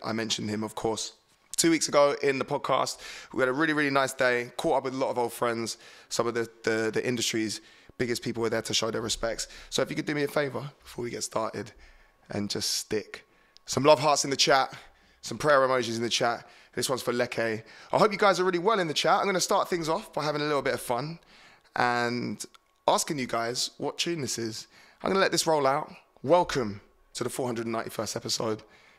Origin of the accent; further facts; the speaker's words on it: England, United Kingdom; I'm English, man. I can't do anything.